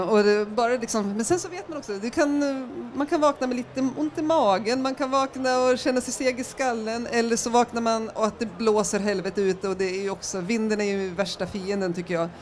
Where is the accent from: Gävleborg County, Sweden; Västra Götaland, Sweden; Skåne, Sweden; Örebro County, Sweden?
Gävleborg County, Sweden; Järvsö; moved away as an adult; now in Stockholm, Sweden; Jag kommer från Järvsö från början i Hälsingland